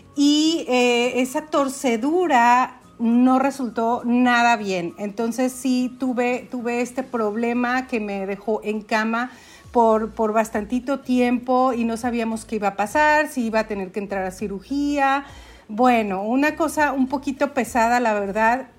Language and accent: Spanish; Aguascalientes, Mexico; also born or lived in Dallas area, Texas, United States; now in Dallas, United States; Vivo en Estados Unidos, muy cerca de Dallas, pero soy originaria de Aguascalientes.